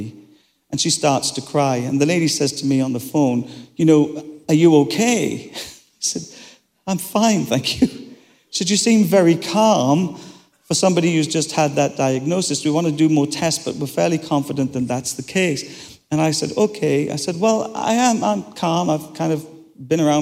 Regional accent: Ireland; I'm Irish

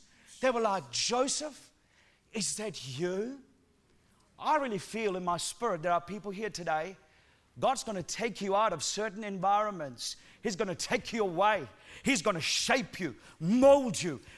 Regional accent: Sri Lanka; accent: Sri Lankan accent mixed with New Zealand; moved away as an adult; now in New Zealand; I'm originally from Sri Lanka, lived there for the first 17 years of my life.

